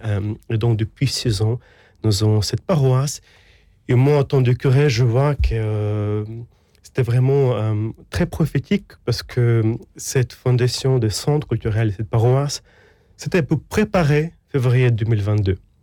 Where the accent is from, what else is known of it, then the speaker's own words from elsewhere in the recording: Ukraine; French is a second language; moved away as an adult; also born or lived in Rome, Italy; now in France; je grandis en Ukraine